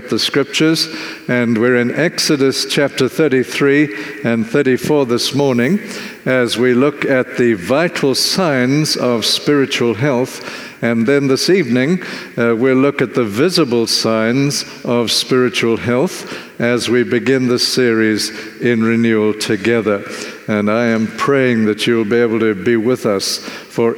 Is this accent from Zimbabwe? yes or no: yes; Zimbabwe; now in South Africa; where I grew up in Zimbabwe